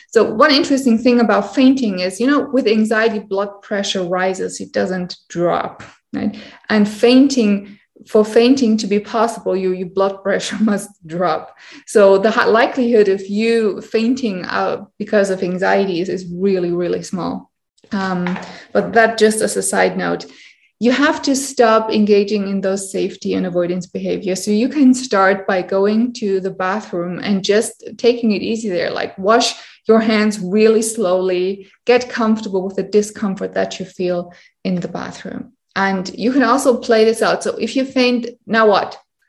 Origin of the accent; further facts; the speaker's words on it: India; English is a second language; Hi, I'm from India.